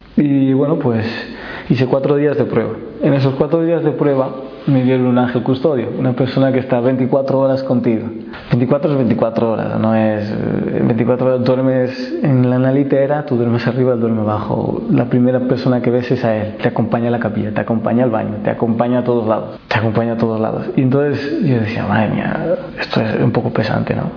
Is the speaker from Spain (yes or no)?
yes; Madrid, Community of Madrid, Spain; yo soy español, nacido en Madrid